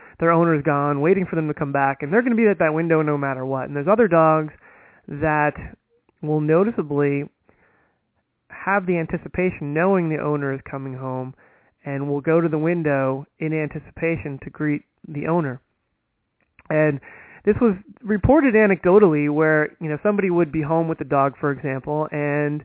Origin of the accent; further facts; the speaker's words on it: United States; being an American